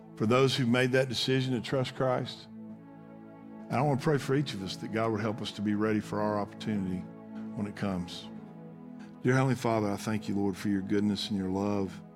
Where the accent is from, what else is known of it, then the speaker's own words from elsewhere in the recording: United States; as of an American citizen